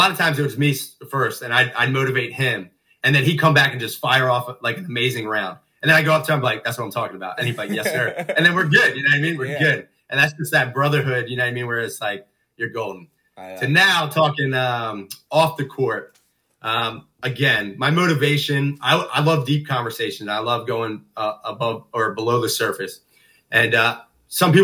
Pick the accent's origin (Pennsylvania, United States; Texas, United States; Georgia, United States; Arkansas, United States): Pennsylvania, United States; Norristown; I love growing up in Narstown